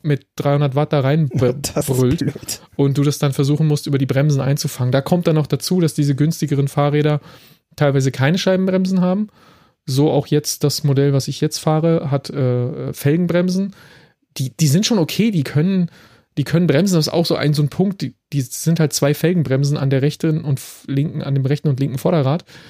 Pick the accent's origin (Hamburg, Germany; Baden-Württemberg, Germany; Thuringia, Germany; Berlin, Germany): Berlin, Germany; now in Frankfurt, Germany; obwohl ich aus Berlin bin